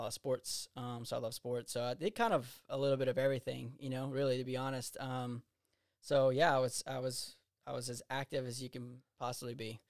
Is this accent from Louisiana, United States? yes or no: yes; Eunice, Louisiana, United States; I grew up in Eunice